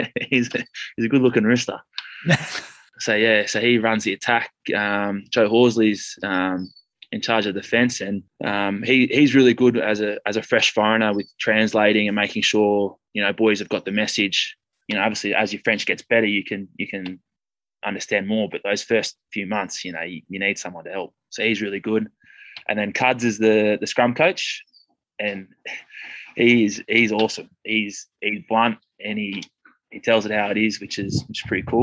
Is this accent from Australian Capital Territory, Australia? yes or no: yes; Canberra, Australian Capital Territory, Australia; moved away as an adult; now in Castres, France; I'm from Canberra originally in Australia